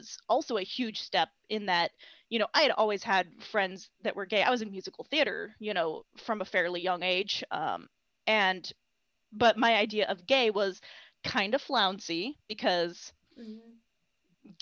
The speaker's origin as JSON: {"language": "English", "region": "Idaho", "country": "United States", "tie": "born or raised there", "said": "I grew up in Idaho in a very small town"}